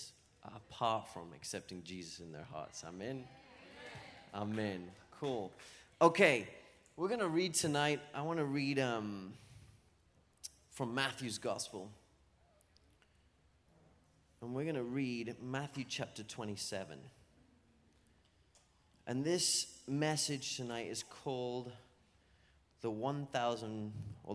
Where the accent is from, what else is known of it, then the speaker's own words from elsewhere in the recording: England, United Kingdom; moved away as an adult; now in Florida, United States; I'm from England. But lived here in Florida for like 8 years. 8 years now, so you might hear a little bit of a twang in my accent.